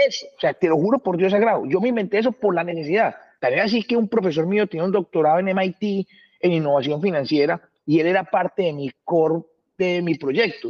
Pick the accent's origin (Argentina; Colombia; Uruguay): Colombia; moved away; also born or lived in Honduras / Costa Rica / United States; yo me acuerdo cuando yo me fui de Colombia